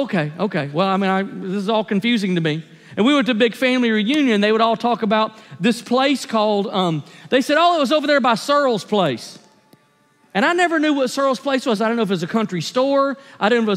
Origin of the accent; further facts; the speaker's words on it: Tennessee, United States; moved away as an adult; also born or lived in Gulf Coast; I was from Tennessee